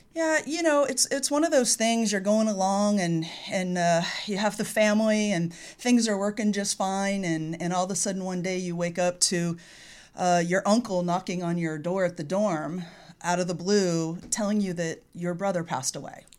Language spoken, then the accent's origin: English; California, United States; born or raised there